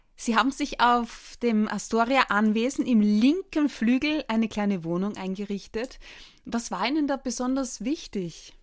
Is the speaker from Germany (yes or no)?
no; Austria; Bei uns in Österreich